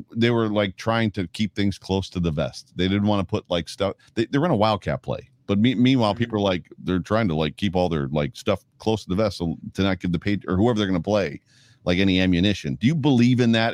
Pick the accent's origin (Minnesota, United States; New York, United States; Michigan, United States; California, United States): New York, United States; Buffalo; my hometown